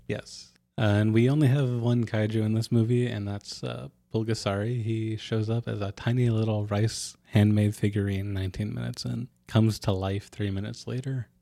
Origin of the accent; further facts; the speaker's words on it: Ketchikan, Alaska, United States; now in Utqiagvik, United States; my hometown of Ketchikan